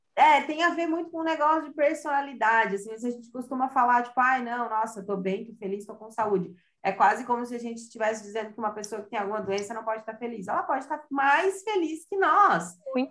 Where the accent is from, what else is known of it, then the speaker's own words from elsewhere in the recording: Santa Catarina, Brazil; sou de Santa Catarina